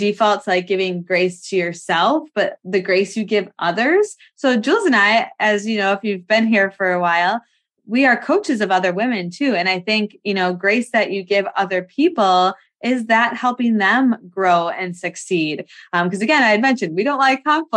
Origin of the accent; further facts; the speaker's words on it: Wisconsin, United States; we're from Wisconsin.